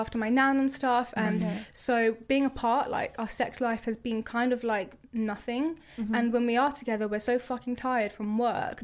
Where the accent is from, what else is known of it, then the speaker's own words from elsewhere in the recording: Croydon, London, United Kingdom; I'm from Croydon as well